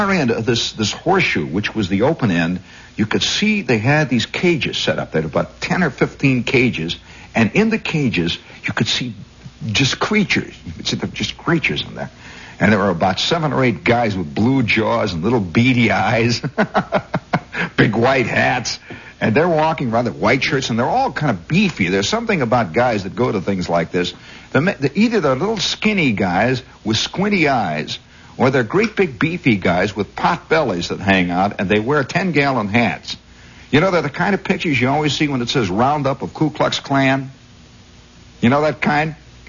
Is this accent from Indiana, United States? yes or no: yes; Indiana, United States; accent: Indiana; And so I immediately turned down my Indiana accent. I had it, you know. I said, "Yep, I'm from Indiana, Patawi."